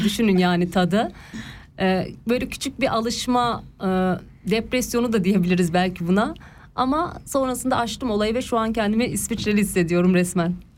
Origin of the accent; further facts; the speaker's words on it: Ankara, Turkey; moved away as an adult; now in Switzerland; ben e, doğma büyüme Ankaralıyım.